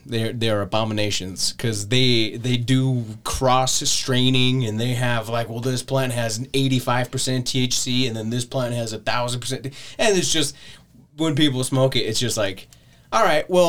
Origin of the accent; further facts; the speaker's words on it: Blackfoot, Idaho, United States; I grew up in Blackfoot.